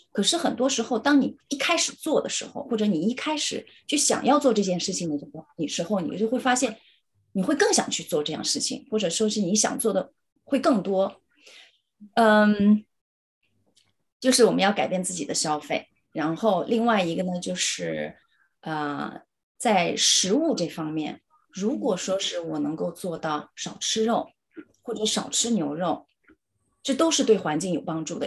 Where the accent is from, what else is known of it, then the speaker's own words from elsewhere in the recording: China; moved away as an adult; now in Cambridge, United Kingdom; 我们是中国人